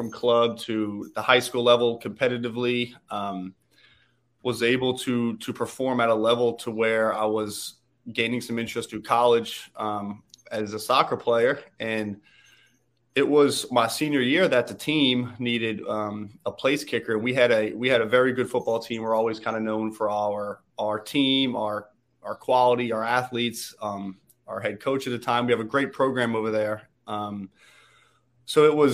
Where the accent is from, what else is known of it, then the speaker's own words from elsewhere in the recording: New Orleans, Louisiana, United States; moved away as an adult; now in Southern California, United States; Born and raised in New Orleans, Louisiana.